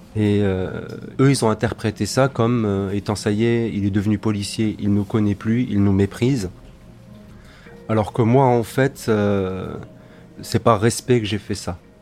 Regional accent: Alsace, Grand Est, France; je suis né ici, j'ai grandi ici, je suis alsacien

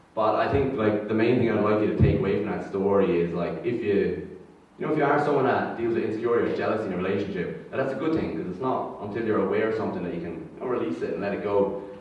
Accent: Ireland; accent: Irish lilt; moved away as an adult; now in Brisbane, Australia; growing up in Ireland, for me anyway, at least, what it meant was a lot of religion growing up

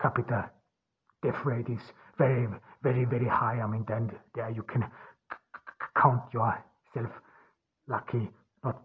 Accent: Austria; also born or lived in Ordu, Turkey; I grew up in Austria, in rural Austria, on the countryside

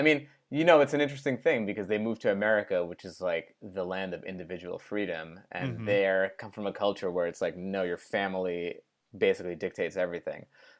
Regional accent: Great Neck, New York, United States; I grew up in Great Neck, Long Island.

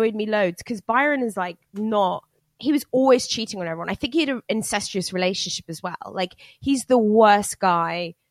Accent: United Kingdom; as a Brit

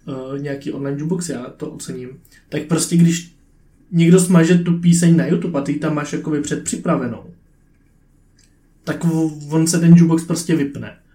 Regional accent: Czechia; já jsem Čech

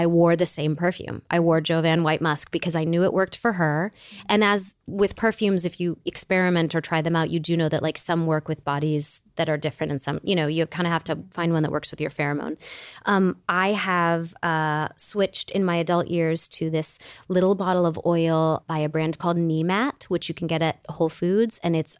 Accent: Michigan, United States; And so when you're growing up in Michigan, the question isn't what college are you going to? The question is, are you going to State or U of M?

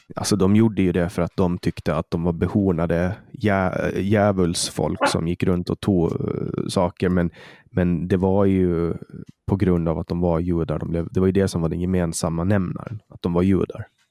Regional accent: Åland Islands; jag kommer från Åland

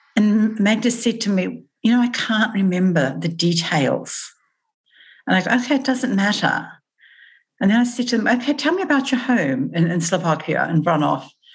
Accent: New Zealand; moved away as an adult; now in Australia; I moved from New Zealand to Australia.

